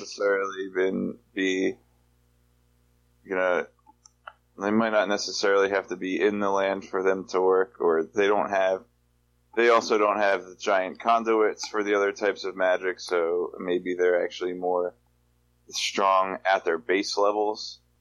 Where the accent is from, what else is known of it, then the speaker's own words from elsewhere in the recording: Delaware, United States; I'm also from Delaware